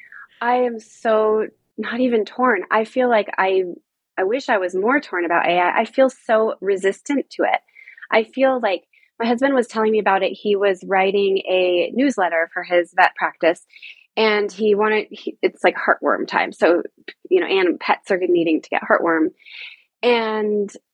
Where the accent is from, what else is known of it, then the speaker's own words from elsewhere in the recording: Boulder, Colorado, United States; moved away as an adult; also born or lived in Caribbean; I was from Boulder, Colorado, like a a natural organic hippie town